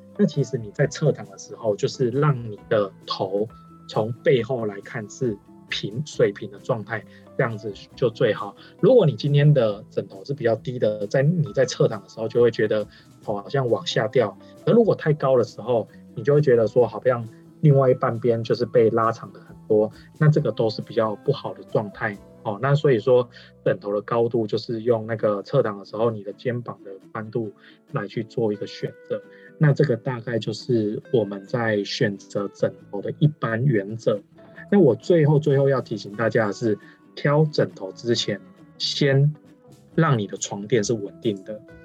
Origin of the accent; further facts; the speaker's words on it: Changhua County, Taiwan; 因为我是彰化人，然后，呃，小时候也是在乡下